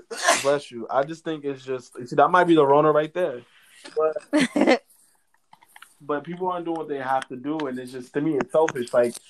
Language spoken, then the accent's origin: English; Canada; I'm a Canadian.